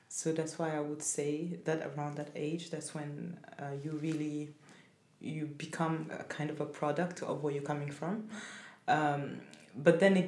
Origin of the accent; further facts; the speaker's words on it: Burundi; English is a second language; also born or lived in Cameroon / France; now in Sweden; I come from Burundi, but I've lived so many years abroad